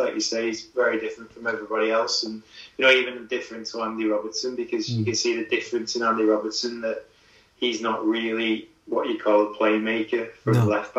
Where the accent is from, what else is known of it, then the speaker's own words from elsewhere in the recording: England, United Kingdom; even though I'm English